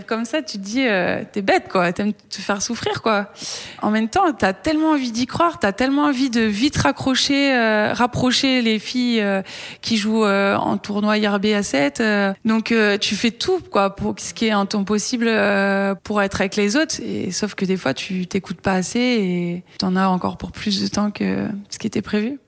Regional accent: Brittany, France; moved away; quand je suis rentrée chez moi en Bretagne

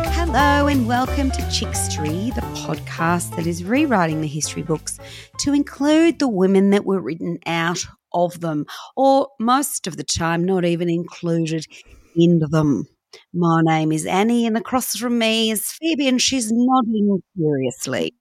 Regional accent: Newcastle, New South Wales, Australia; I was born in Newcastle and I'm adopted.

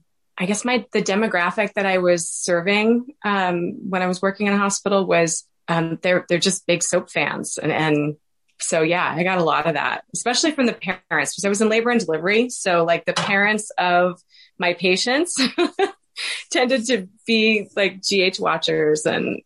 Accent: Washington, Missouri, United States; He was from my hometown. And so I was from a really small town in Washington, Missouri. So that was kind of a big deal.

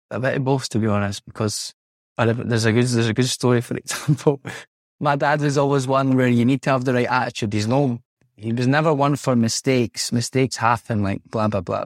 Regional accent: Scotland, United Kingdom; moved away as an adult; now in Italy; being a Scot Scots person

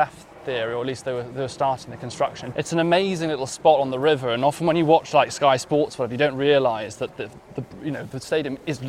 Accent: Wales, United Kingdom; moved away as an adult; now in London, United Kingdom; I'm not a true Londoner. I moved here in 2015. I am a Welshman

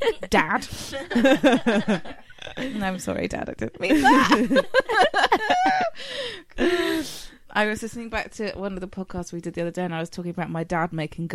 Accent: United Kingdom; because we're British

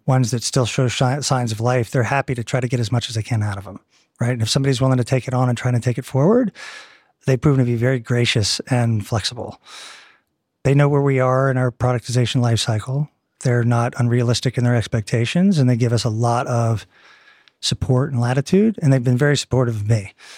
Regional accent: Eastern Seaboard, United States; moved away as an adult; also born or lived in Texas / Southern California; now in Cambridge, United Kingdom; I'm from the Eastern Seaboard

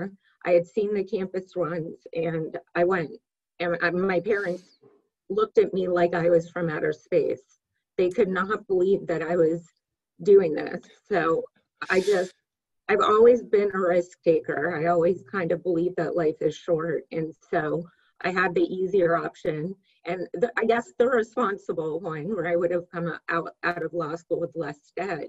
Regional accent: Fairfax, Virginia, United States; moved away as an adult; also born or lived in California; I grew up in Northern Virginia, Fairfax

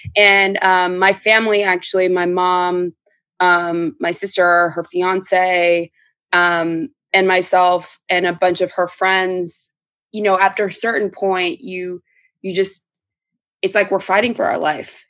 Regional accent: Orange County, California, United States; we're from Orange County. We grew up in a predominantly white environment

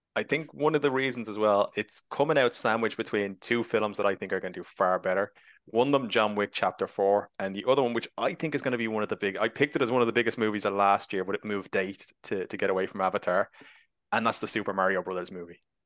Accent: Ireland; being Irish

